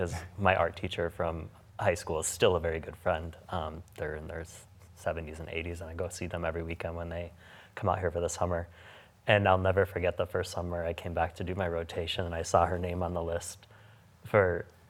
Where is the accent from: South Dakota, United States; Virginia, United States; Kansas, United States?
South Dakota, United States; Pierre; also born or lived in Sioux Falls, South Dakota; because I'm from Pierre.